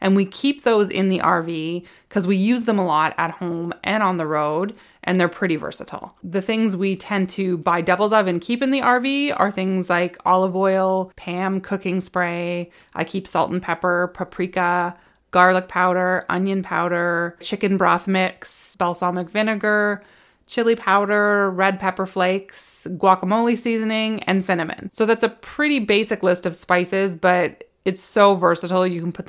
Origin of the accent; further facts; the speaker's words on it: West Coast, Canada; now in Ontario, Canada; And I grew up on the West Coast and I think I was like 9 years old when they stopped doing bagged milk and they went to jugs.